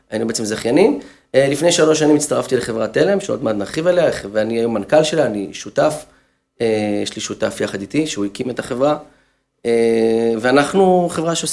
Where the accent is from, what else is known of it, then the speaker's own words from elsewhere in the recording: Haifa, Haifa District, Israel; כחיפאי לשעבר. אז גיליתי שם את uh, חלק אה, מילדותי.